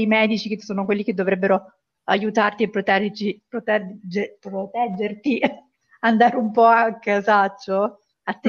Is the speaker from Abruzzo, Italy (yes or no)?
yes; Pescara, Abruzzo, Italy; vengo da Pescara, in Abruzzo